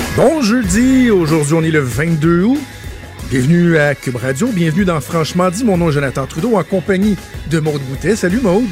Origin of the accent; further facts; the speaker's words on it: Laval, Quebec, Canada; moved away as an adult; also born or lived in LaSalle, Montreal; je suis né à Ville-la-Salle, qui fait pas mal partie de Montréal aujourd'hui. J'ai déménagé à Laval à 5 ans. J'ai passé près de 20 ans à Laval